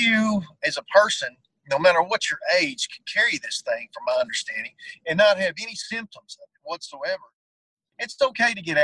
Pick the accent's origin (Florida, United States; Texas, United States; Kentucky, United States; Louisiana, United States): Texas, United States; Bosque County; born and raised in Bosque County